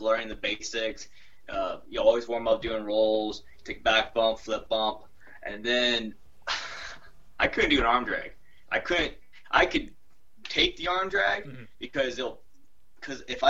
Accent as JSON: {"language": "English", "town": "Monroe", "region": "Louisiana", "country": "United States", "moved": "yes", "lives_now": "Kentucky, United States", "said": "I'm from the little town of Monroe, Louisiana"}